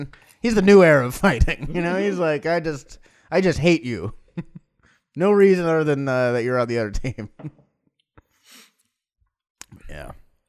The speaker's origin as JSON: {"language": "English", "town": "Long Beach", "region": "California", "country": "United States", "tie": "born or raised there", "said": "I was born in Long Beach."}